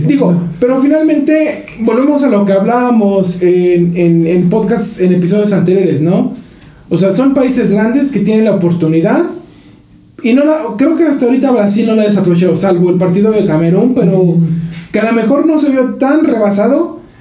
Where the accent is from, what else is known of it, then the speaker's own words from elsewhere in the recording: Mexico; a nosotros como mexicanos